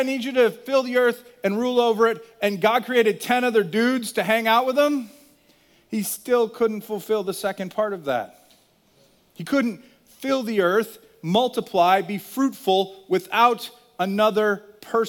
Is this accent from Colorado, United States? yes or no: no; Virginia, United States; moved away; I grew up in Virginia for 10 years